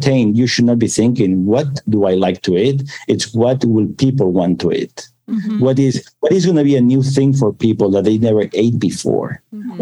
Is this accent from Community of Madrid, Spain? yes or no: no; Barcelona, Catalonia, Spain; now in United States; I was born in Barcelona